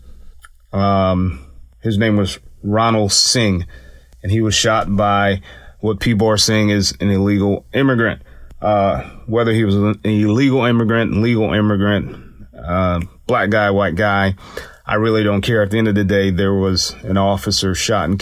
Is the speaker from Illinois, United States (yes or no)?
no; Atlanta, Georgia, United States; also born or lived in Germany; my hometown, Atlanta, Georgia